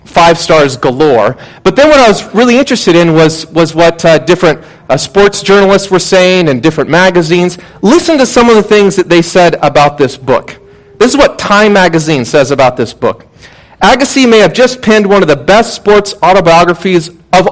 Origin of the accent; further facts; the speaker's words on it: Puget Sound area, Washington, United States; moved away; I grew up in the Puget Sound area in Washington State